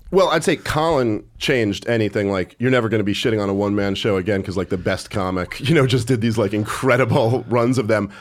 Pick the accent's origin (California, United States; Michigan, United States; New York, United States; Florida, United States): New York, United States; New York City; also born or lived in Oneonta, New York; I've never lived outside of New York.